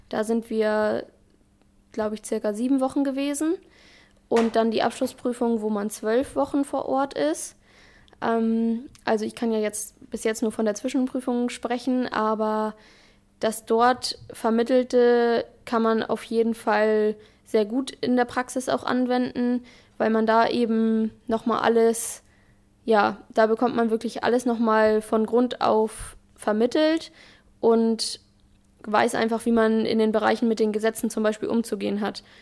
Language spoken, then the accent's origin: German; Albersdorf, Schleswig-Holstein, Germany; ich komme aus Albersdorf, also wohne auch äh, in Dithmarschen